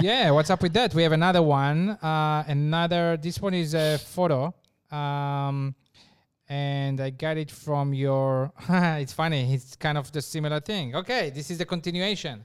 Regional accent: Israel; moved away; I come from Israel

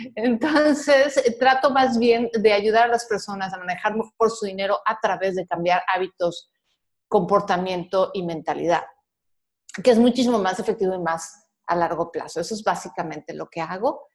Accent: Mexico; soy mexicana, soy de la generación X

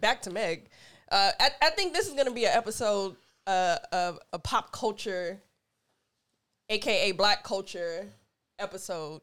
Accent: United States; I'm speaking as an American black.

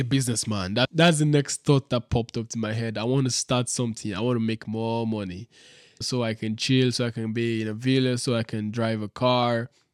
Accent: Nigeria; moved away as an adult; now in Dubai, United Arab Emirates; I'm this guy from Nigeria who came to Dubai a week ago

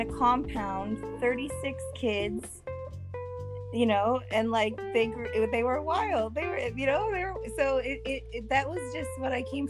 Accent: Bay Area, California, United States; also born or lived in Daly City, California / San Jose, California; I moved to San Jose when I was like in kindergarten, first grade, and I grew up in Saratoga, Campbell, Los Gatos area. Mm-hmm. And so I'm like really from the Bay.

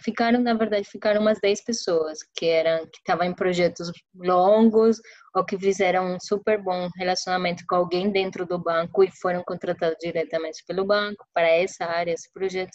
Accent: Santa Marta, Magdalena, Colombia; Portuguese is a second language; moved away as an adult; also born or lived in Medellín; now in São Paulo, Brazil; eu sou do litoral da Colômbia, eu sou da, de Santa Marta, que é uma cidade bem pequenininha no Caribe colombiano

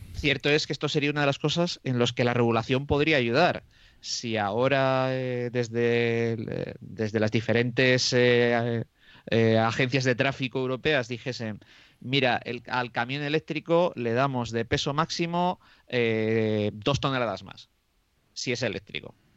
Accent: Moradillo de Roa, Castile and León, Spain; en mi pueblo, que es Morallo de Roa, que está a 17 kilómetros de Aranda de Duero

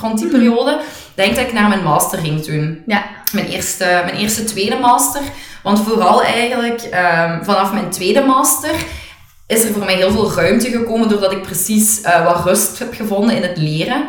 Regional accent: Hoeselt, Flanders, Belgium; also born or lived in Tongeren; we alle twee waarschijnlijk zijn opgegroeid in, in eh, Limburg

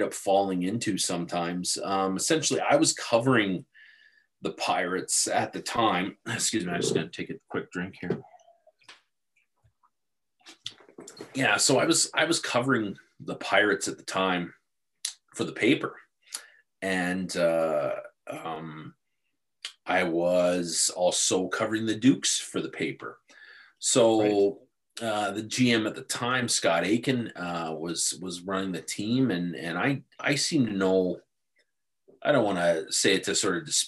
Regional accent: Picton, Ontario, Canada; we played minor hockey here. I played novice rep for Picton Minor Hockey Association

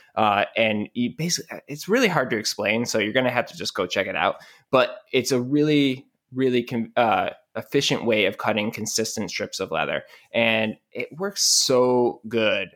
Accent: Rochester, New York, United States; I'm from Rochester, New York, which is basically Canada

